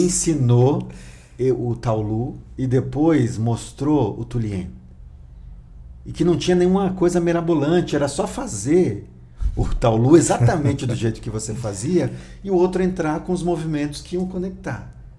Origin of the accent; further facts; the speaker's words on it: Northeast Brazil, Brazil; moved away; sou nordestino também